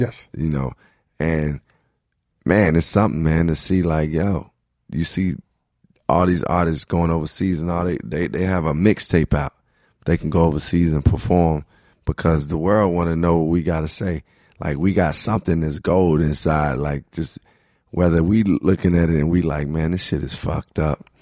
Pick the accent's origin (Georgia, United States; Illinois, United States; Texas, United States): Illinois, United States; Chicago; moved away; also born or lived in Brooklyn, New York; growing up in Chicago, I grew up around black culture